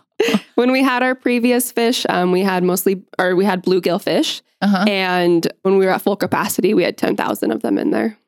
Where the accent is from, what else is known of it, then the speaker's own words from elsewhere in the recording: Billings, Montana, United States; also born or lived in Bozeman; I grew up right here in Billings, went to West High.